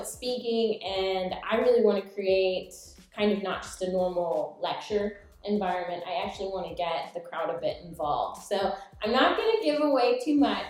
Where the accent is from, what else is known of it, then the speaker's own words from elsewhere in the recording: Oklahoma, United States; moved away as an adult; also born or lived in Japan; I'm from Oklahoma